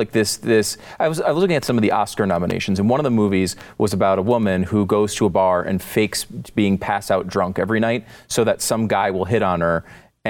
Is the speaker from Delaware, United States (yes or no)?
no; New York, United States; born there; I was born in New York.